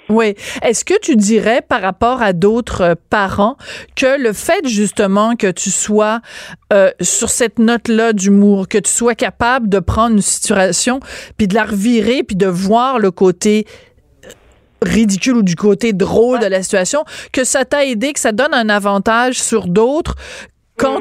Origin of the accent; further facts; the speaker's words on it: Quebec, Canada; chez nous, à Québécois